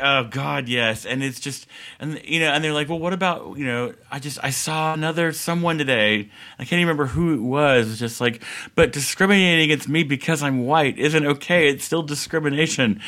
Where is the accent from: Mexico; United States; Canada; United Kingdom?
United States; the South; growing up in the South